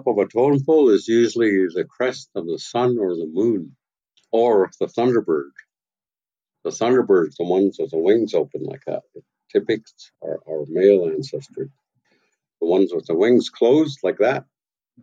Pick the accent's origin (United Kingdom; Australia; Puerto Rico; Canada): Canada; Tla-o-qui-aht, west coast of Vancouver Island, British Columbia; I'm from Tlaquat, from the house of Iwas.